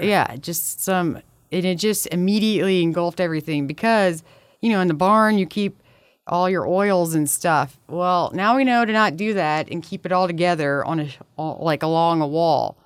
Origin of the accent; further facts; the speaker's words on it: Baton Rouge, Louisiana, United States; We're both from Baton Rouge.